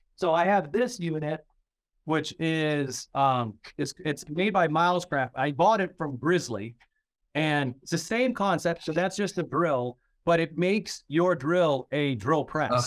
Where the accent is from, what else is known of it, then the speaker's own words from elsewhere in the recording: Maine, United States; I'm from Maine.